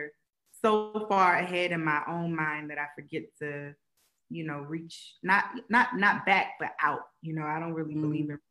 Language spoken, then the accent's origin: English; Columbus, Ohio, United States; I'm a girl from Columbus